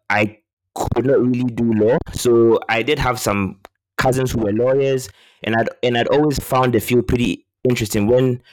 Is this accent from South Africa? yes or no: no; Ghana; moved away as an adult; also born or lived in London, United Kingdom / Midwest, United States; I was born in London, but I'm actually from Ghana. So I left the UK when I was 3, and then I moved back to Ghana where I did most of my schooling.